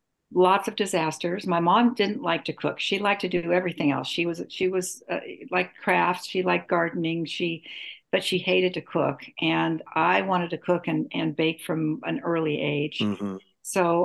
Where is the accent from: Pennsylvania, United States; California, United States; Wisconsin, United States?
California, United States; San Jose; now in Santa Cruz, United States; We're from San Jose. Actually, I'm from San Jose.